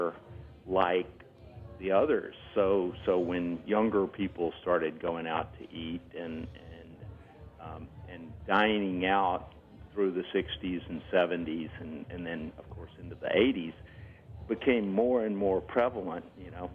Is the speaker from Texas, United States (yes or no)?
no; Oxford, Mississippi, United States; in my hometown, in Oxford in particular